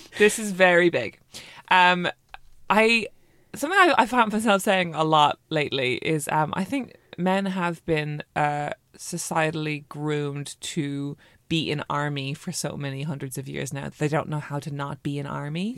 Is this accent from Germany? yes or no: no; Ireland; moved away as an adult; now in London, United Kingdom